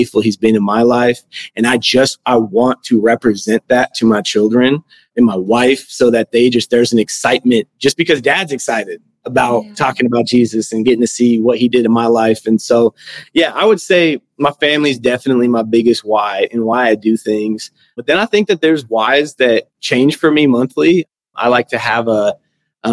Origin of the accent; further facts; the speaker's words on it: Denver, Colorado, United States; moved away as an adult; now in Tulsa, United States; I was born and raised in Denver, Colorado